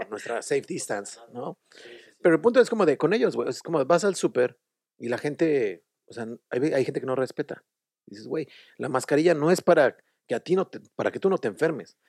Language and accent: Spanish; Mexico City, Mexico; moved away as an adult; now in Dublin, Ireland; De México. De México, sí, de la Ciudad de México.